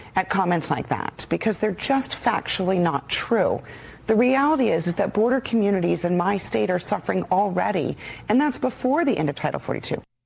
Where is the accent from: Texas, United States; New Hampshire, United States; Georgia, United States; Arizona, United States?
Arizona, United States; born and raised in Arizona